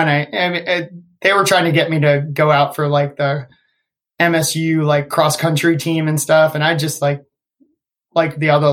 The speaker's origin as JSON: {"language": "English", "region": "Northern Virginia", "country": "United States", "tie": "born or raised there", "said": "I grew up in Northern Virginia. I played at a high school called Oakton High School"}